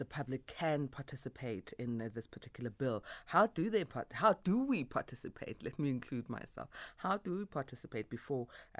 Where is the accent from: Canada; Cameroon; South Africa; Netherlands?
South Africa; us as South African citizens